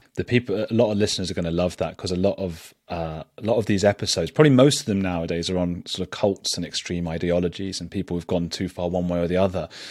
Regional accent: England, United Kingdom; we're English

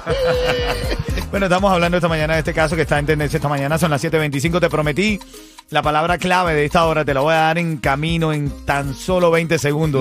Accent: Cuba; moved away; yo soy una persona que salí de Cuba huyendo de, la pobreza

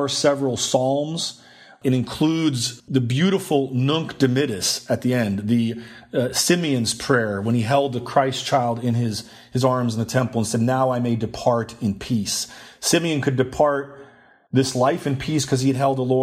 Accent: Sweden; moved away; I'm originally from Sweden.

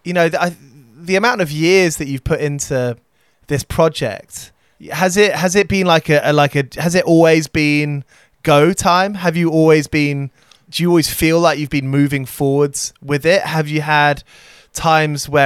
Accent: London, United Kingdom; growing up in London

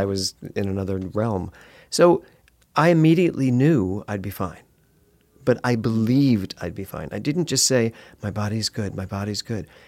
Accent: Philadelphia, Pennsylvania, United States; now in Los Angeles, United States; I'm from Philly

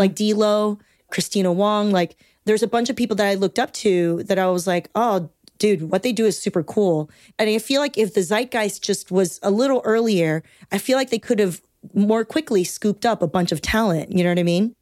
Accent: Torrance, California, United States; I grew up in Southern California, and I grew up in Torrance, bordering, like, Gardena and Carson

